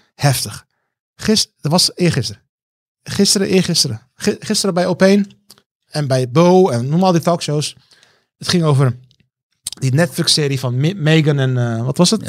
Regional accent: Rotterdam, South Holland, Netherlands; also born or lived in Heusden, North Brabant; ik kom uit Rotterdam

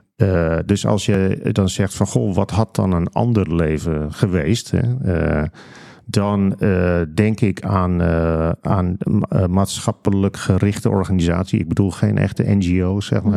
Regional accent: De Kwakel, North Holland, Netherlands; ik ben opgegroeid en ik woon daar nog steeds trouwens in een dorp dat heet De Kwakel. Dat ligt ah. vlakbij Aalsmeer

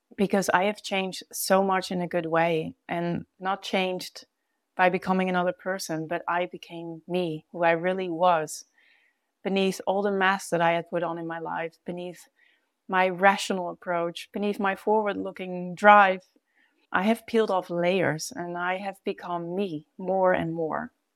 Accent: Netherlands; moved away as an adult; also born or lived in Brazil; now in The Hague, Netherlands; when I moved back home from Brazil. The place of feeling at home in The Hague

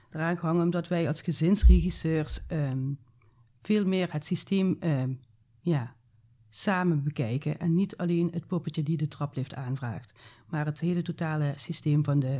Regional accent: Maastricht, Limburg, Netherlands; bij ons in Maastricht

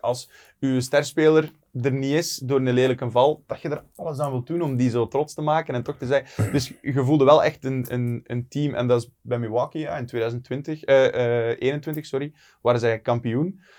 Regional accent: Ernegem, Flanders, Belgium; als West-Vlaming in Limburg kun je niet snel praten.

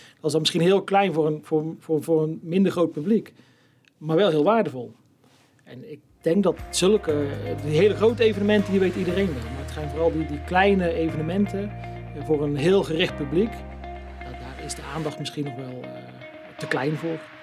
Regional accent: Steenbergen, North Brabant, Netherlands; al heel mijn leven woonachtig in het mooie Steenbergen

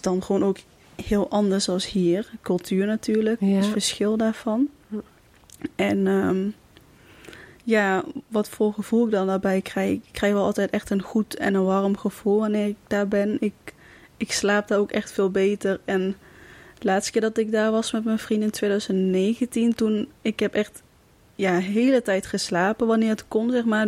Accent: Kaatsheuvel, North Brabant, Netherlands; Ik kom uit Kaatsheuvel

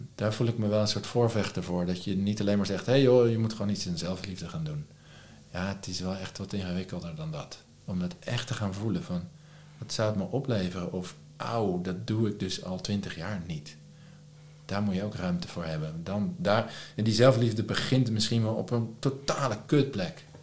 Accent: Lisse, South Holland, Netherlands; also born or lived in Leiden; Lisse waar ik vandaan kom

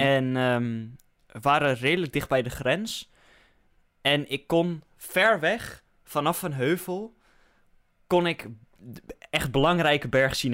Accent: Netherlands; als Hollander zijnde

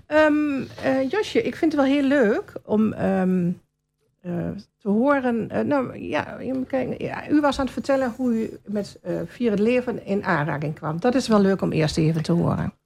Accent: Hengelo, Overijssel, Netherlands; moved away as an adult; now in Albergen, Netherlands; Ik ben van origine, net als u, een Hengeloze. Ik ben in Hengelo geboren

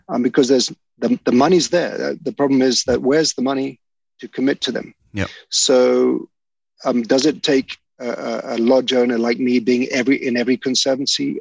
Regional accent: the Mara, Narok County, Kenya; I used to growing up in the Mara

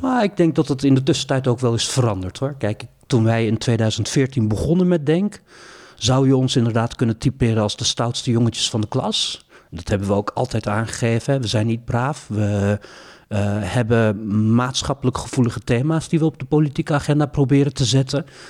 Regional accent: Maassluis, South Holland, Netherlands; moved away as an adult; also born or lived in Rotterdam; ik ben opgegroeid in Maasluis.

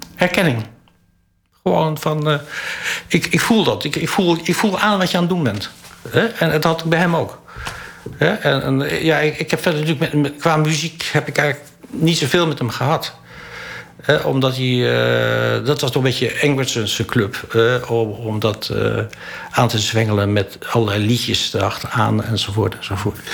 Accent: Holland, Netherlands; ik ben een Hollander. En ik ben geen Groninger. En ook geen Drent.

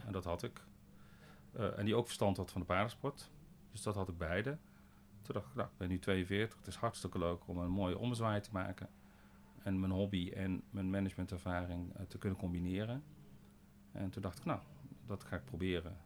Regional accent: Boxtel, North Brabant, Netherlands; ik ben in Bokstel geboren en getogen, een dorpje tussen eh, Den Bosch en Eindhoven

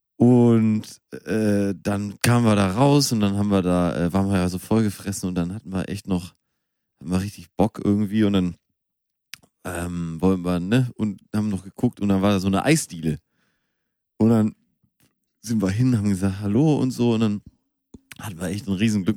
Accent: Münster, North Rhine-Westphalia, Germany; moved away; Ich bin noch in Münster ja. geboren

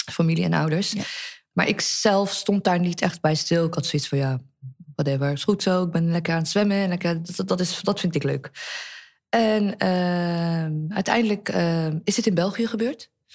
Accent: Netherlands; wij zijn hier allemaal geboren in Nederland

